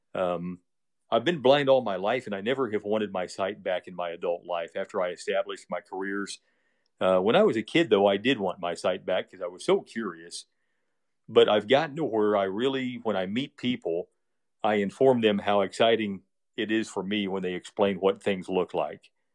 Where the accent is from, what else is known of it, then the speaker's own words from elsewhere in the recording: Westfield, Indiana, United States; It's called Westfield, and it's just twenty miles northwest of downtown. And this town, uh, I grew up